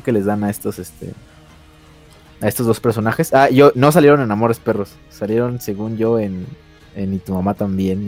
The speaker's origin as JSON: {"language": "Spanish", "country": "Mexico", "said": "nosotros como mexicanos"}